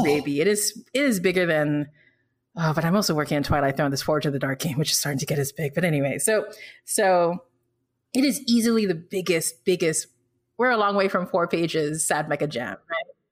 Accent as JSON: {"language": "English", "country": "Philippines", "tie": "born or raised there", "also_born_or_lived": "Singapore"}